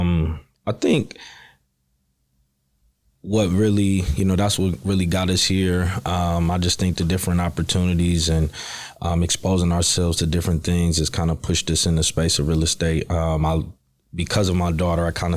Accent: Cleveland, Ohio, United States; moved away as an adult; now in Houston, United States; We're from Cleveland, Ohio. So we located here in Houston it's going on 3 years.

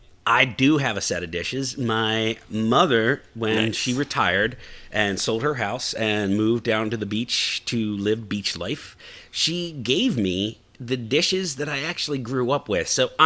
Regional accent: Texas, United States; I'm Texan through and through, all the way down to the bottom of my boots, because we wear boots in Texas.

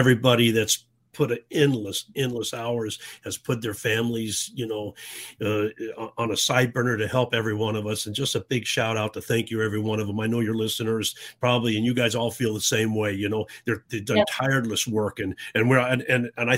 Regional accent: Tucson, Arizona, United States; I grew up in Tucson in the 60s.

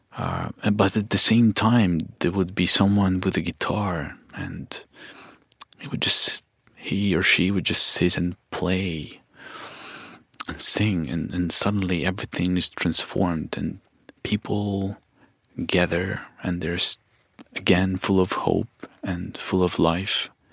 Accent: Kharkiv, Kharkiv Oblast, Ukraine; I grew up in Kharkiv

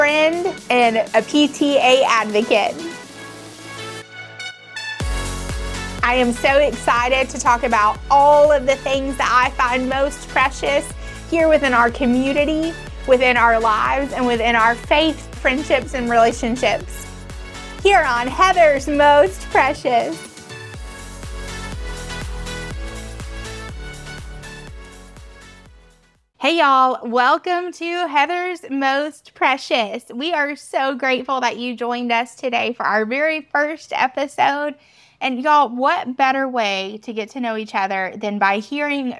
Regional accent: Atlanta, Georgia, United States; also born or lived in LaGrange, Georgia; I grew up right outside of Atlanta

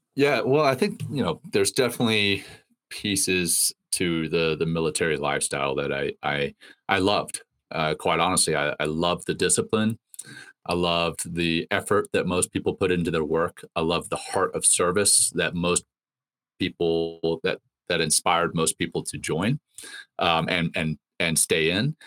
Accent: Ruston, Louisiana, United States; also born or lived in Cape Town, South Africa / Johannesburg, South Africa; I was born in Cape Town uh, and moved to Johannesburg when uh, I think I was three or four, and then moved from Johannesburg to Louisiana uh, uh, in in the states when I was seven

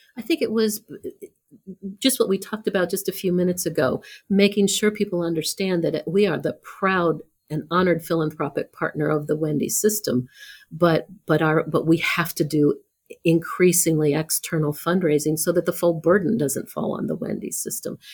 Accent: Columbus, Ohio, United States; I grew up in Columbus

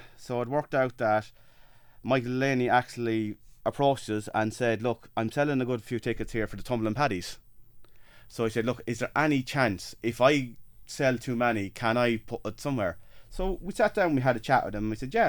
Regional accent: Freshford, Leinster, Ireland; from Freshford.

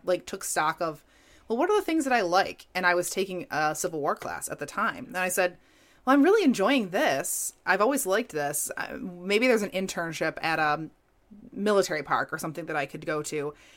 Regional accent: New York, United States; growing up in New York

